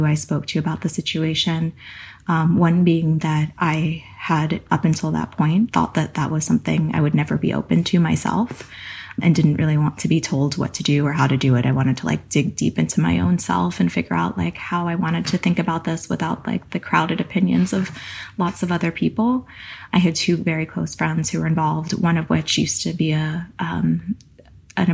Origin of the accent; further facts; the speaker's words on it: East Coast, United States; now in California, United States; I grew up on the East Coast